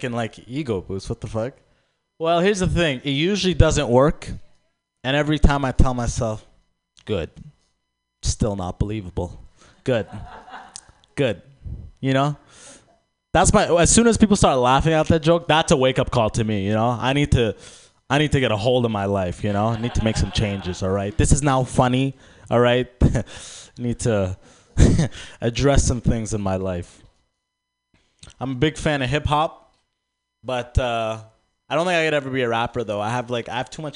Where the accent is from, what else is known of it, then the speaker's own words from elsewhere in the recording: Sudan; I'm actually from Sudan